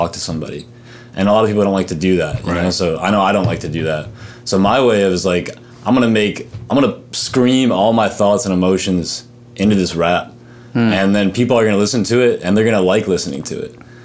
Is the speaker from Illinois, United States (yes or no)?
yes; Chicago, Illinois, United States; moved away as an adult; also born or lived in Japan; OIP, Old Irving Park. It's the northwest side of the city, so that's where I grew up